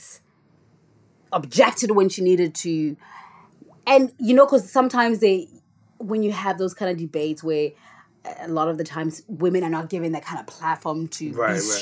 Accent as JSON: {"language": "English", "country": "South Africa", "moved": "yes", "lives_now": "United Kingdom", "said": "I'm a South African immigrant living in the UK"}